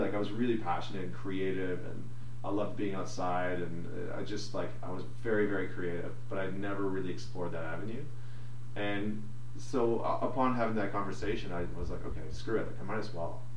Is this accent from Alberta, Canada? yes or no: yes; St. Albert, Alberta, Canada; I was born and raised in Alberta. I grew up in outside of Edmonton in, a small town called St. Albert.